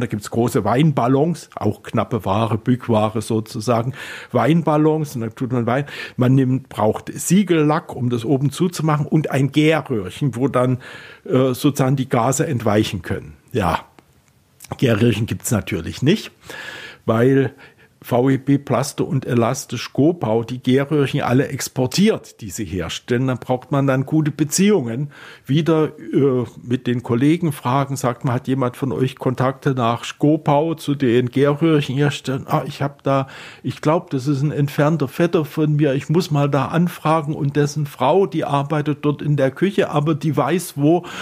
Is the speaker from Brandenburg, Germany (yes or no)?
no; Klingenthal, Saxony, Germany; now in Berlin, Germany; in meiner Heimatstadt Klingenthal